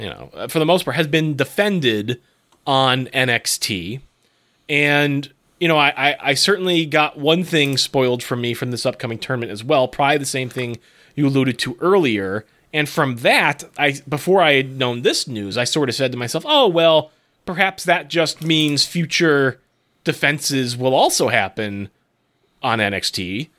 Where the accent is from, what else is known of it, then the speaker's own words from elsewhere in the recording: West Springfield, Massachusetts, United States; You may have passed my hometown on the Mass Pike on the way there. West Springfield, exit 4.